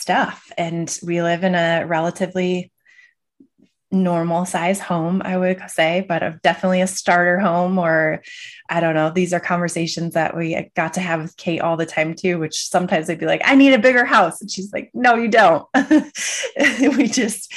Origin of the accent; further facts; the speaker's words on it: Michigan, United States; I grew up in Michigan in the Midwest.